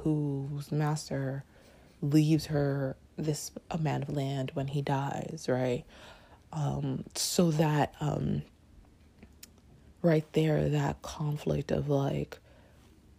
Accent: Canada; now in New York, United States; I grew up in Canada

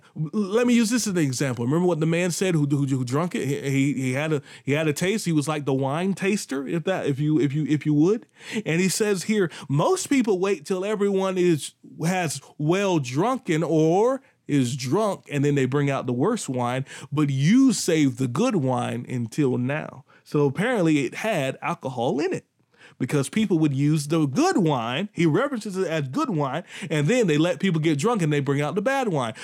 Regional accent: Pink Hill, North Carolina, United States; accent: country; I'm from Pink Hill, not Pink Hill, Pink Hill, North Carolina.

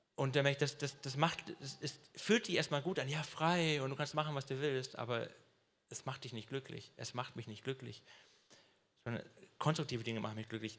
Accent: Swabia, Germany; ich bin Schwabe

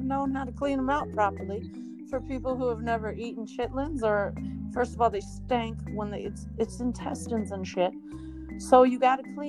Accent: Southern California, United States; moved away; also born or lived in Texas; I was from Southern California

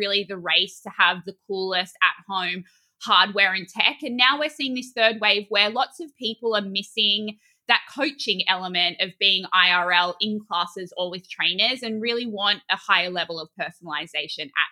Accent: Australia; now in New York, United States; I, as an Australian

